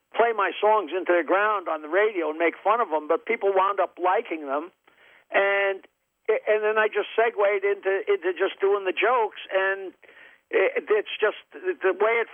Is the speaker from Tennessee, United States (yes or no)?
no; Long Island, New York, United States; born or raised there